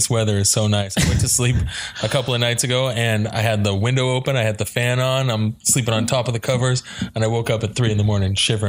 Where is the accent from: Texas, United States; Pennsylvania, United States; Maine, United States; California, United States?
California, United States; the Bay Area; now in Scottsdale, United States; I'm from the Bay.